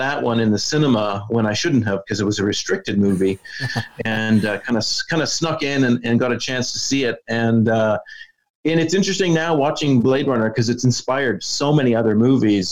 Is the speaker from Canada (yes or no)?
yes; Canada; being born and raised in Canada where I was in a small town